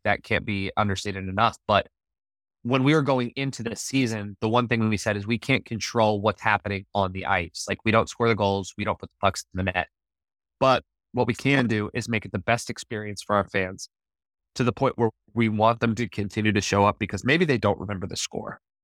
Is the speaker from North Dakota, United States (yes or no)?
no; Littleton, Colorado, United States; moved away as an adult; also born or lived in Las Vegas; now in Savannah, United States; I grew up in Littleton, you know, all three of my, my schools, my elementary school, my middle school, and my high school were all on the same road